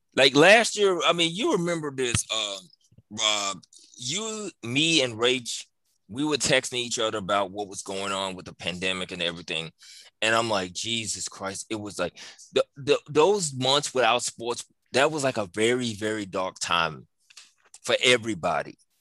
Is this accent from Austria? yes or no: no; Memphis, Tennessee, United States; born or raised there; now in New Orleans, United States